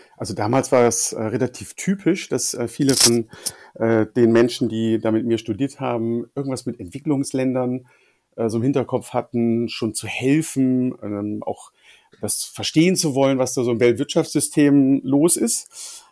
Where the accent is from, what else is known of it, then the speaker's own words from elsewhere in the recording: Bremen, Germany; moved away as an adult; also born or lived in Hanover; an meinem Heimatort in Bremen